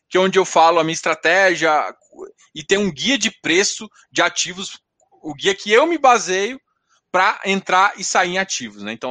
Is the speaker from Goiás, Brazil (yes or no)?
yes; Goiás, Brazil